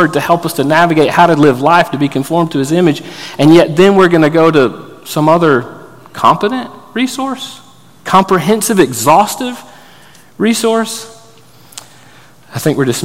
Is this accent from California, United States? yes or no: no; Florida, United States; I grew up in Florida